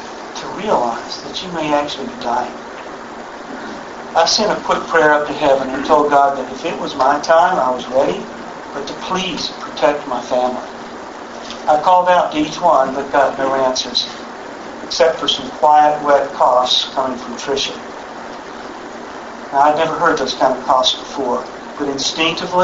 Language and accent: English; Texas, United States; I grew up in Texas, and I've been around guns all my life